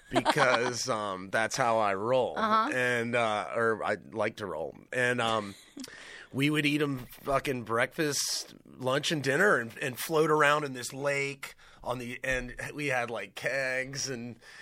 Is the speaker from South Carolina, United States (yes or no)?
yes; Hilton Head Island, South Carolina, United States; I'm just a guy from South Carolina. I'm a guy from Hilton Head